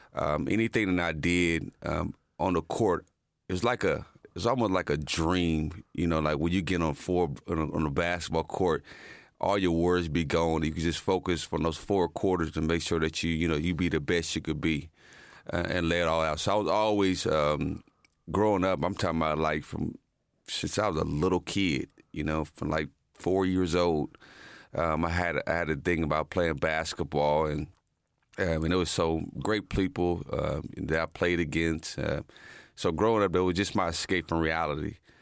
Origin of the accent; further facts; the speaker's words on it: Muncie, Indiana, United States; moved away as an adult; also born or lived in Dallas, Texas; growing up in the Muncie-Anna home, my grandmother, uh, lived in Muncie-Anna homes